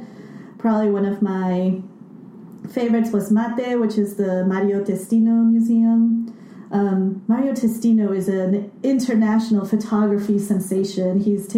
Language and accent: English; Lima, Peru; now in United States; I went to Lima, which is my hometown